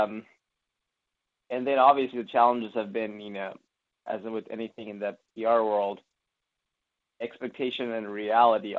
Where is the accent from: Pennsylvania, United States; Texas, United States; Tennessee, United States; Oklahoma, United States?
Tennessee, United States; Memphis; moved away as an adult; also born or lived in Los Angeles, California / Knoxville, Tennessee; now I'm back to my hometown of Memphis, Tennessee